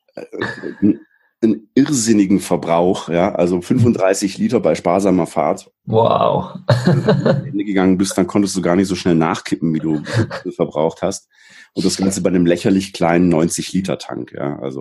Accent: Black Forest, Baden-Württemberg, Germany; ich bin im Schwarzwald geboren. Ich bin da eigentlich recht äh, unspektakulär aufgewachsen

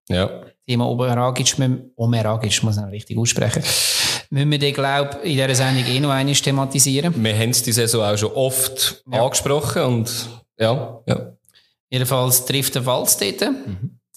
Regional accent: Bern, Switzerland; also als Berner weißt du, einer von uns wird das erste dort sein

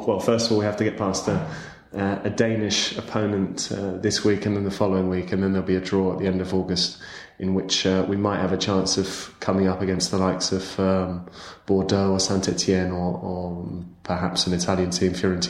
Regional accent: Winchester, South East England, United Kingdom; first language English; moved away as an adult; also born or lived in London / Milan / Brindisi / Avignon; now in Lisbon, Portugal; I'm originally from Winchester in the south of England, but I was previously based in Milan for work, and I moved to Lisbon in the middle of March

